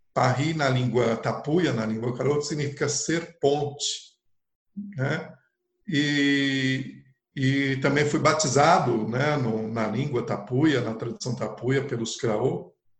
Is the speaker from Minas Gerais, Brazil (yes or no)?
no; São Paulo, Brazil; Eu nasci em sessenta e quatro em São Paulo e na periferia de São Paulo